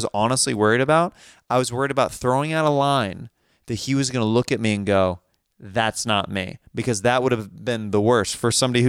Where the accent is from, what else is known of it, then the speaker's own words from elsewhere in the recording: Kansas, United States; growing up in Kansas, we did not have a professional team.